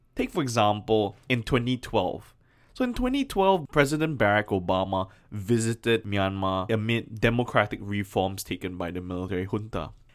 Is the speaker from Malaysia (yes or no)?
yes; Malaysia; my home country of Malaysia